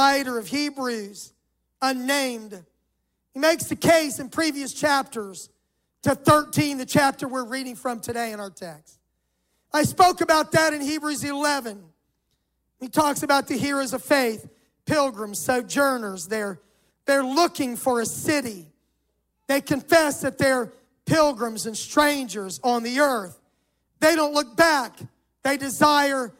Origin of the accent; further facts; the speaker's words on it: Miami, Florida, United States; moved away as an adult; also born or lived in Jackson, Mississippi / St. Louis, Missouri; now in Atlanta, United States; I grew up in Miami, and when I was 20, I went to Bible college